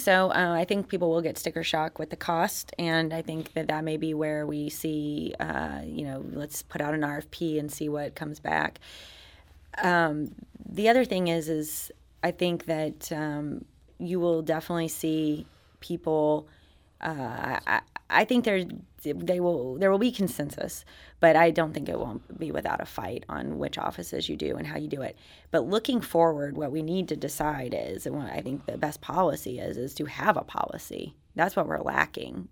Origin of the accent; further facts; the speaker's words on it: United States; moved away as an adult; also born or lived in Arkansas / Oklahoma / East Coast; now in Missouri, United States; I grew up in Arkansas and Oklahoma